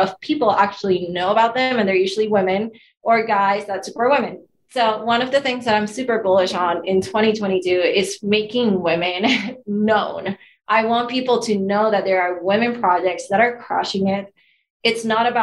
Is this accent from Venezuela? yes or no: yes; Venezuela; moved away as an adult; now in Los Angeles, United States; I'm Latina, I'm from Venezuela